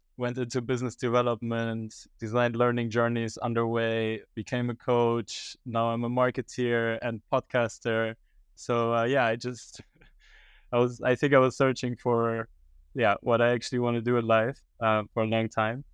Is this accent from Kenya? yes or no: no; Germany; moved away as an adult; also born or lived in Iran; now in Netherlands; I was actually born and raised in Germany